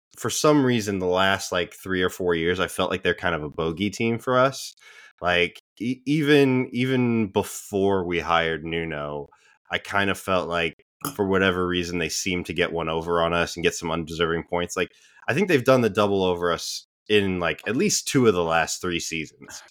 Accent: United States; as American sports fans

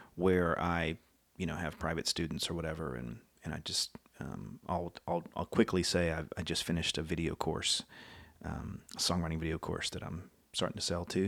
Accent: College Station, Texas, United States; moved away; lived in Texas for most of my life in College Station, Bryan area

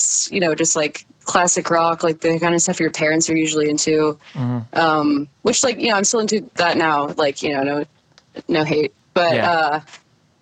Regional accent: Frostburg, Maryland, United States; also born or lived in Fayetteville, Arkansas / Wilmington, North Carolina; now in Pittsburgh, United States; we moved to Frostburg, Maryland. And that's where I grew up for most of my life until I moved to Pittsburgh

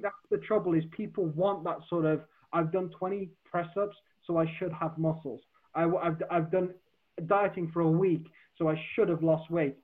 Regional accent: Black Country, West Midlands, United Kingdom; accent: Black Country; My my black country accent would come out more

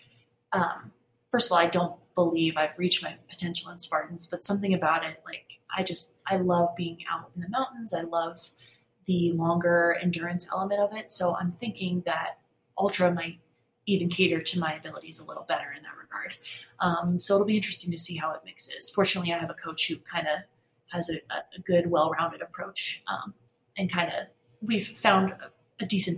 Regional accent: Northeast, United States; I'm from the Northeast in an area where like the trails are ridiculously rooty and rocky.

